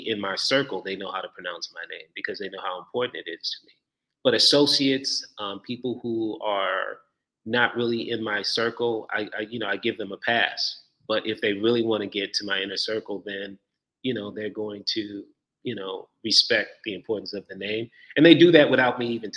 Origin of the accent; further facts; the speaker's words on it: Chicago, Illinois, United States; moved away as an adult; also born or lived in Nigeria (ancestry); now in Atlanta, United States; I'm Nigerian. First generation here in the United States. I grew up in Chicago, the Midwest.